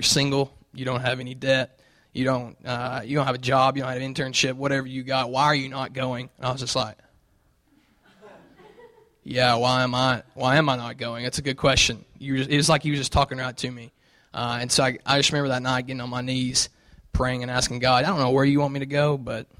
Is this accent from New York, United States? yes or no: no; Knoxville, Tennessee, United States; accent: southern; you'll hear my southern accent. So I'm from Tennessee. I grew up in Knoxville.